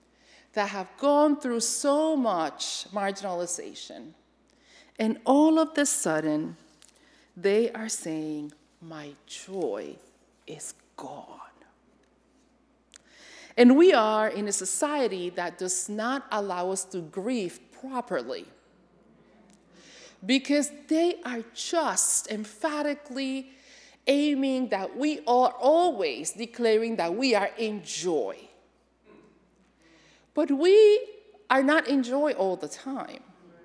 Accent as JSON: {"language": "English", "region": "Connecticut", "country": "United States", "said": "You know, I come from Connecticut, where I was moderator of the Connecticut Conference of the United Church of Christ and all of that."}